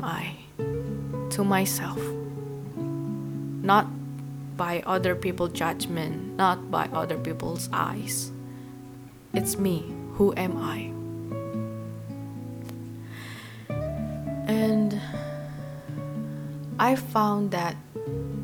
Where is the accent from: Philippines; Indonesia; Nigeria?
Indonesia; English is a second language; I'm 20 years old girl and I come from Indonesia.